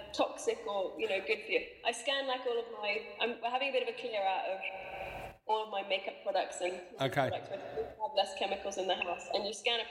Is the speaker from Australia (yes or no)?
yes; Australia; I was brought up in Australia.